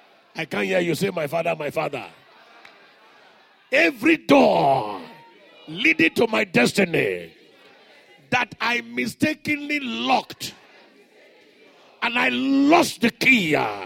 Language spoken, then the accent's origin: English; Morobo, Central Equatoria, South Sudan; You know, I'm from Morobo. I'm from the village. Somebody shout hallelujah. We grew up in the days of padlock, locking the door.